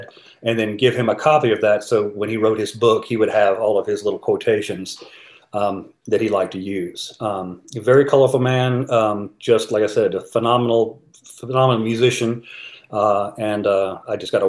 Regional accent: Conyers, Georgia, United States; also born or lived in East Point, Georgia / Decatur / Chattanooga, Tennessee / Boston; I was pretty much born and raised from kindergarten through high school in Conyers

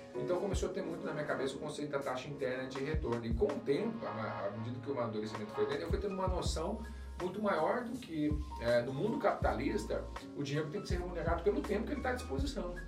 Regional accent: Aparecida, São Paulo, Brazil; Eu sou natural de Aparecida, São Paulo

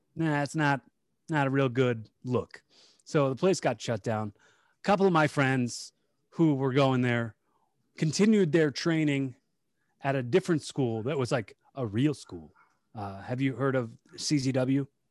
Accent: Bucks County, Pennsylvania, United States; we're from, we're from Bucks County, P A, like, um, the Philadelphia suburbs

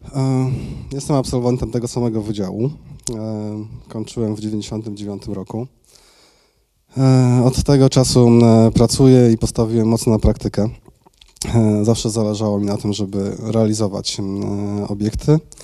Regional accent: Tychy, Silesian Voivodeship, Poland; also born or lived in Mikołów; ja założyłem działalność w Tychach. Tam się urodziłem, e, tam mieszkam od urodzenia.

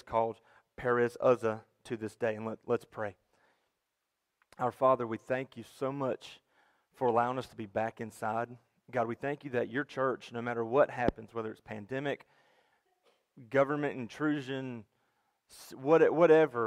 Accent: Durham, North Carolina, United States; moved away; I'm from Durham, North Carolina, just about 150 miles down the road

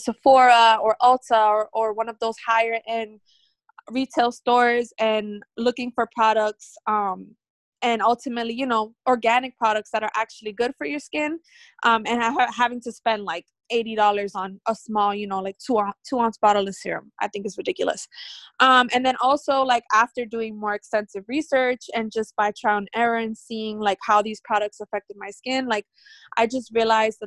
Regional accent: Lawrence, Massachusetts, United States; also born or lived in New Hampshire / Maryland; now in Haverhill, United States; I'm originally from Lawrence, born and raised.

